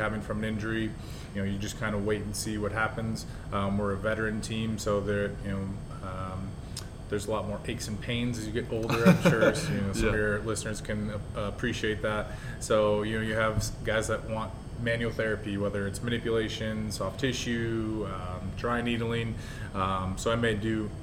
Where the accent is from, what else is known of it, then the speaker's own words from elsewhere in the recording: Minnesota, United States; moved away; I'm originally from Minnesota